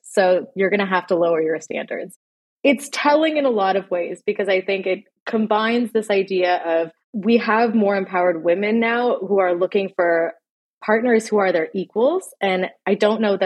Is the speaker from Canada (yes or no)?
yes; Canada; I grew up in Canada. I was born and raised here.